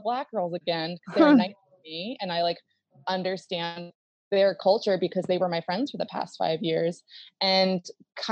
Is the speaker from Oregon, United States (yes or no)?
no; Baltimore, Maryland, United States; I grew up in Baltimore